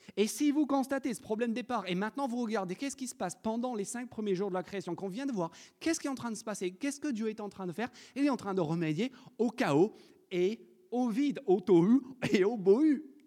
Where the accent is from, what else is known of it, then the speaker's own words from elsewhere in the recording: France; en tant que Français